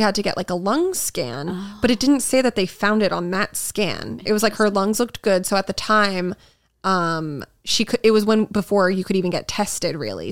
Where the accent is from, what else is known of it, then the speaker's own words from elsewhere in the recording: Massachusetts, United States; I grew up in Massachusetts